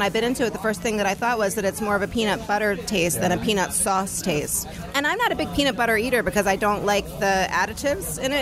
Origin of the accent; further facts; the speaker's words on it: Maryland, United States; I grew up in Maryland